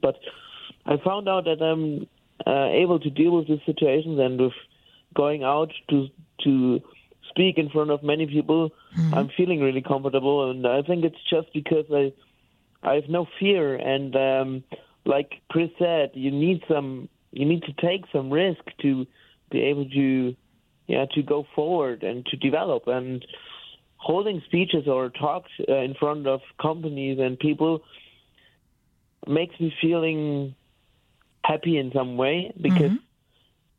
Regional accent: Bamberg, Bavaria, Germany; English is a second language; moved away as an adult; now in Cologne, Germany; I was born and raised in Bamberg. It's a town in the in Bavaria, and uh, now I'm living in Cologne since ten years.

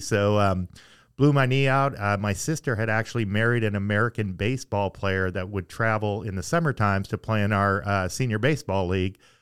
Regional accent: Russell, Manitoba, Canada; moved away as an adult; now in Southern California, United States; I was born and raised in Russell, Manitoba, which is right on the Saskatchewan Manitoba border.

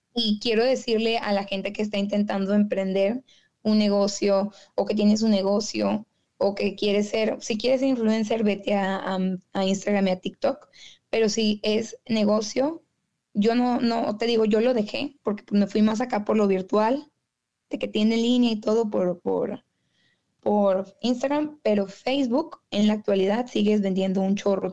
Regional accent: Monterrey, Nuevo León, Mexico; accent: regio; moved away as an adult; now in Detroit, United States; yo soy de Monterrey, Nuevo León. Ahorita estoy aquí viviendo en Detroit, en Michigan

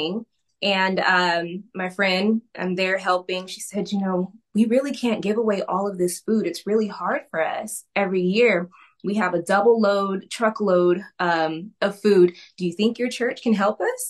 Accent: Northern California, United States; moved away as an adult; now in Southern California, United States; So I am a California girl. I live in Southern California right now. For a while, I've lived in Southern California. I grew up in Northern California.

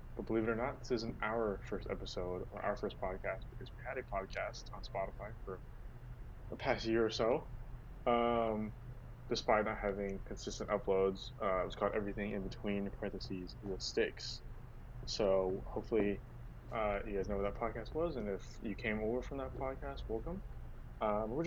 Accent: United States; we are American

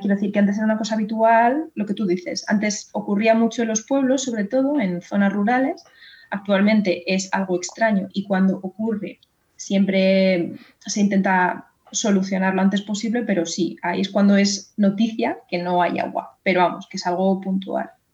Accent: Madrid, Community of Madrid, Spain; yo, que soy de Madrid

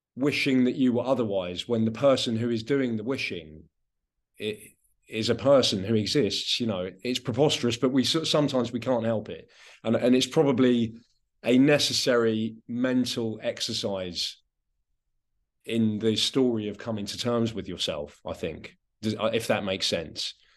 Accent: West Sussex, South East England, United Kingdom; first language Anglo-Romany; I am from a particular place. I grew up in West Sussex

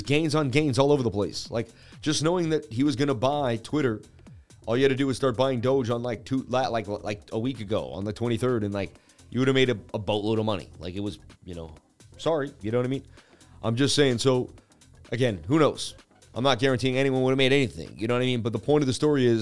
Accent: Boston, Massachusetts, United States; I'm from Beantown, Boston

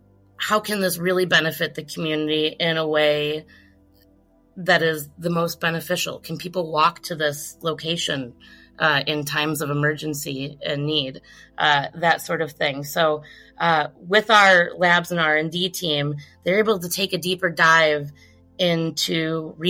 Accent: Milwaukee, Wisconsin, United States; my hometown of Milwaukee

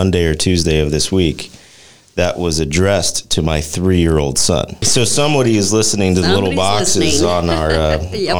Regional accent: Las Cruces, New Mexico, United States; moved away as an adult; also born or lived in Lubbock, Texas; now in Fort Worth, United States; I grew up in Las Cruces, New Mexico

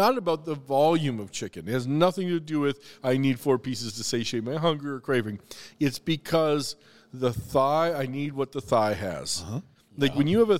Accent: the South, United States; every single item on the menu had a direct connection to my family or childhood or growing up in the South.

